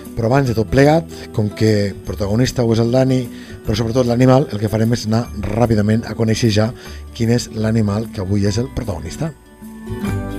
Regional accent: Lleida, Catalonia, Spain; com que sóc de Tarrandins, som de Lleida

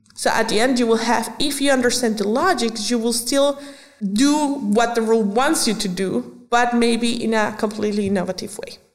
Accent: Venezuela; moved away as an adult; now in Germany; I was born in Venezuela. So when I was growing up, I was uh, basically a culture mixture

